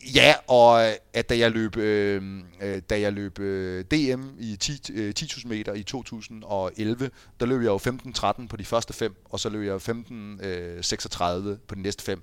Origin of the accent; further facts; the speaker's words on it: Fredensborg, Capital Region of Denmark, Denmark; jeg er jo fra Fredensborg. Mine forældre bor stadig i Fredensborg